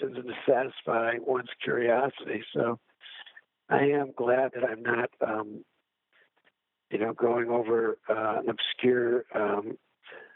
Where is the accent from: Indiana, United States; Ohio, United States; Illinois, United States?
Illinois, United States; in my home state of Illinois